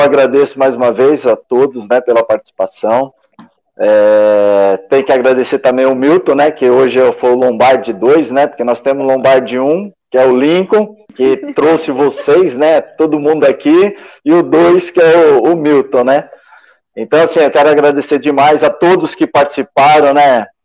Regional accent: São Bernardo do Campo, São Paulo, Brazil; eu sou de São Bernardo, é vizinho.

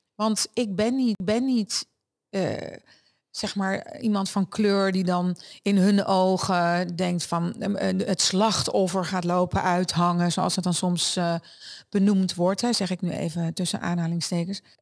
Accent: Netherlands; also born or lived in Germany; ik uit een Duits gezin kwam en als kind in Nederland kwam wonen

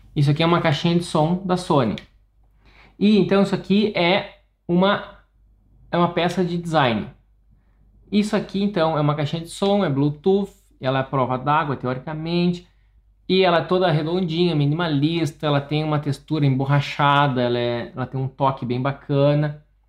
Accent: interior of Rio Grande do Sul, Brazil; now in Porto Alegre, Brazil; eu sou do interior do estado, do Rio Grande do Sul. Eu me mudei para Porto Alegre

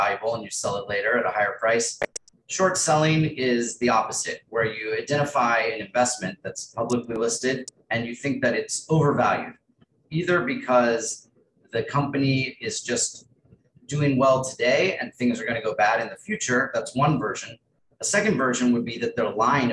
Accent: Texas, United States; also born or lived in Spain; I grew up in Texas

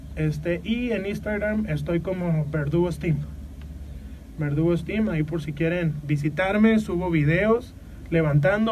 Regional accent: Mexico; nosotros como mexicanos

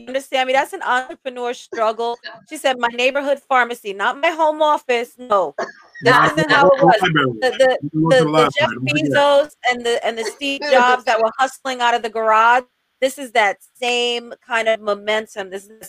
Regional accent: Jamaica; This is the New York hustle, right? Like everybody's got 12 job man. We're all Jamaican.

